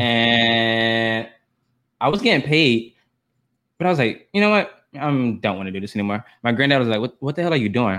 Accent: Atlanta, Georgia, United States; I'm from Atlanta. I'm a Southern boy

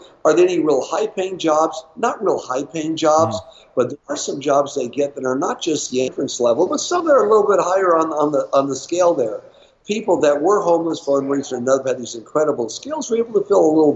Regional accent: Los Angeles, California, United States; I was born and raised in Los Angeles.

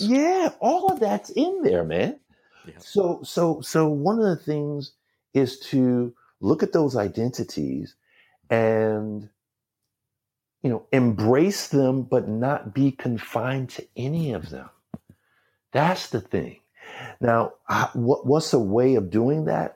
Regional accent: New York City, New York, United States; I was born in New York, in hmm. Brooklyn, New York. I grew up as a New Yorker

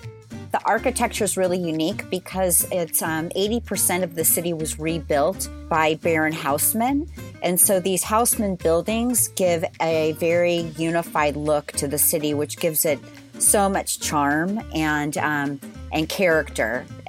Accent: Southern California, United States; moved away as an adult; also born or lived in San Francisco, United States; now in Paris, France; I'm from California. Oh, cool. Which part? Southern California, but I came from San Francisco. I spent time in both.

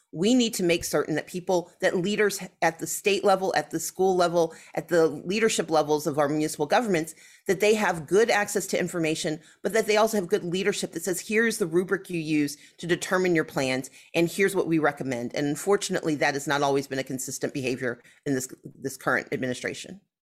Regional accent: the South, United States; as a Southerner

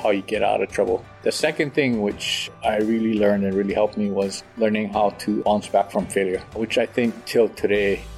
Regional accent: Honolulu, Hawaii, United States; born and raised in Honolulu.

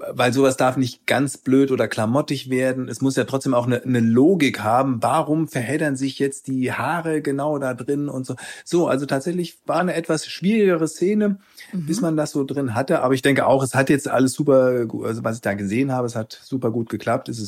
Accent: Frankfurt am Main, Hesse, Germany; also born or lived in Cologne / Hamburg; now in Potsdam, Germany; Also ich komme ursprünglich da aus der Ecke Frankfurt am Main, über Köln, Hamburg, Ostseeküste bin ich dann wegen gute Zeiten, schlechte Zeiten hier in Potsdam gelandet.

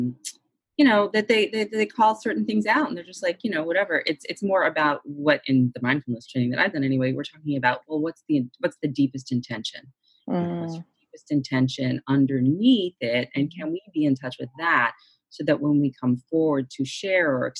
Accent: Boston, Massachusetts, United States; I'm from Boston also

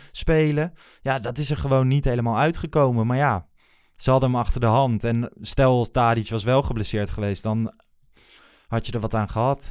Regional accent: Achterhoek, Gelderland, Netherlands; moved away; uit de regio waar ik vandaan kom

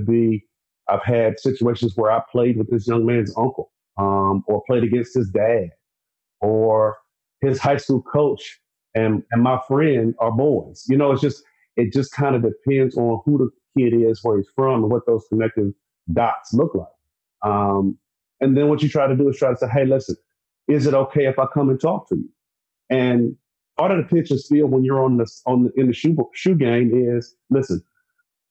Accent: South Carolina, United States; I'm from South Carolina

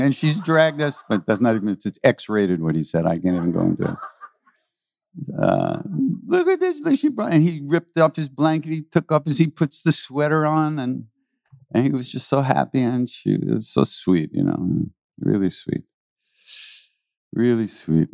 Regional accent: New York City, New York, United States; I was born in New York City

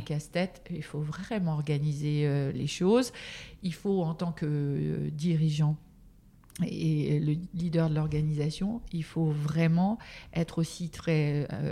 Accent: Normandy, France; je suis normande à l'origine

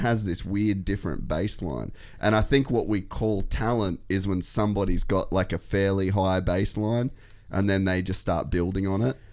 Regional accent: Cairns, Queensland, Australia; I grew up in Cairns

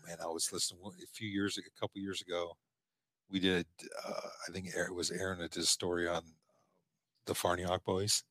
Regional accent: Omaha, Nebraska, United States; when we were growing up in Omaha

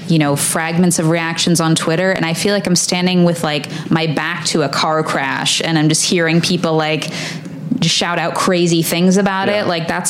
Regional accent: Boston, Massachusetts, United States; I'm from the Boston area

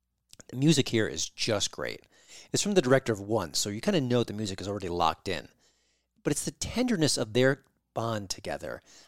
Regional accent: New York, United States; Listen, I'm from New York.

